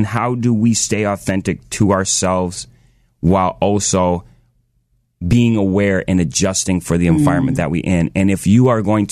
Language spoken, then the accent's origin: English; Washington, District of Columbia, United States; moved away; I was born in Washington, D.C.